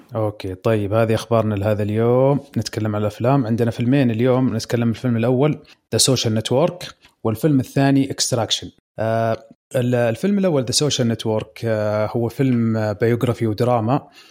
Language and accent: Arabic; Eastern Province, Saudi Arabia; عندنا في الشرقيه